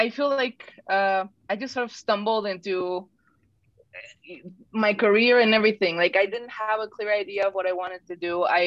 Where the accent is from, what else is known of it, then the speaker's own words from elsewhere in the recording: Mexico City, Mexico; English is a second language; also born or lived in San Miguel, Mexico / Gonzales, Texas / Laredo, Texas / North Carolina; now in United States; I'm from Mexico City, so like I speak differently.